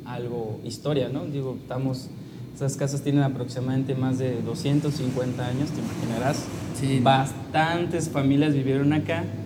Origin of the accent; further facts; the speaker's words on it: Oaxaca, Mexico; Yo originario, pues soy de Oaxaca